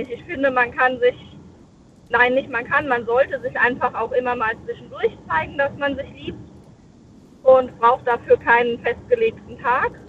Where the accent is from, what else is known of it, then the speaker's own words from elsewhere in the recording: Rhineland-Palatinate, Germany; Ähm, aus dem schönen Westerwald.